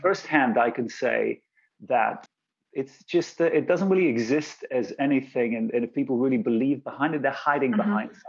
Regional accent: London, United Kingdom; also born or lived in Bulgaria; But I was actually born in Bulgaria. I was born in Bulgaria. And then we moved to London where I went to school. And then I actually moved back to Bulgaria for a little bit

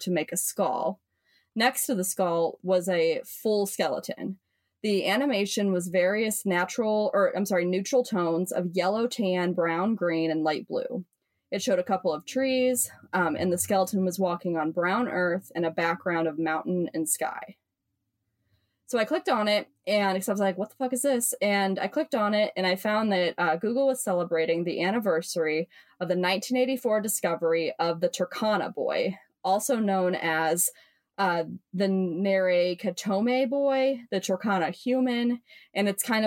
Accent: the Midwest cornfields, United States; moved away; where I'm from, in ye old cornfields

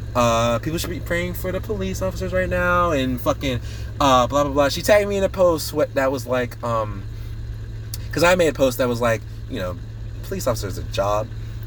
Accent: United States; I am American. I should have the freedom

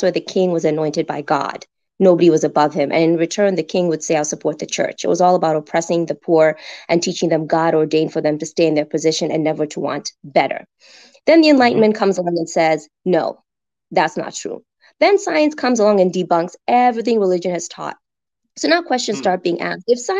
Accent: Kenya; Kenya, all

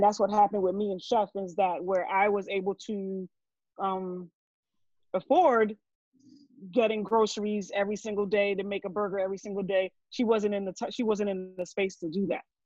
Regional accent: New Jersey, United States; moved away as an adult; also born or lived in Brooklyn, New York; raised in Jersey. I am a Jersey girl all the way.

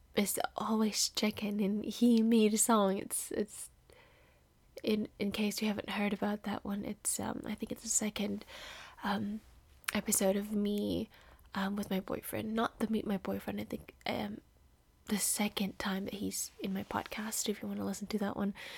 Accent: Indonesia; moved away as an adult; now in California, United States; I am from Indonesia. I live in California by winning the green card lottery after eight years of applying.

